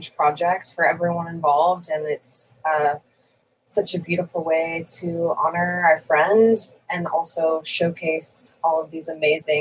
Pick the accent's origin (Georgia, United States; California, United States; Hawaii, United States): California, United States; Santa Barbara; I am from Santa Barbara